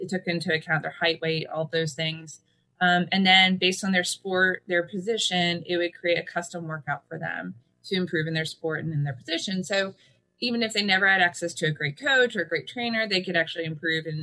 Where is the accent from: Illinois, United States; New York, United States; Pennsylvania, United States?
Pennsylvania, United States; now in Kansas City, United States; I'm originally from the East Coast, originally from Pennsylvania